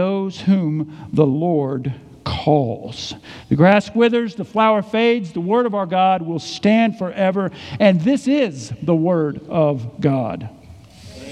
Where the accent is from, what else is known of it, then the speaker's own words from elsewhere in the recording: Edwards, Mississippi, United States; when I was a little boy growing up in Mississippi. We had three churches in our little city in Edwards, Mississippi